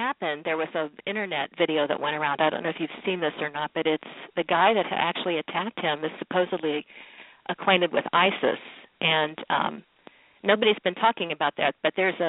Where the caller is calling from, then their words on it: Dayton, Ohio, United States; From Dayton, Ohio.